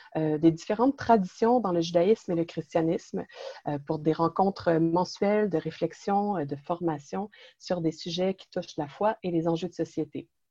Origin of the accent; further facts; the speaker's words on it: Quebec, Canada; accent: Québécois; also born or lived in Montreal; je suis d'origine italienne, née au Québec et je vis et je travaille dans la région de Montréal